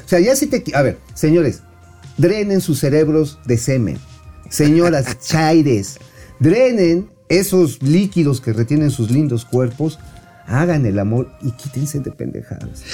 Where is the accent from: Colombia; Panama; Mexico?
Mexico; Tula, Hidalgo; ahí de donde yo soy oriundo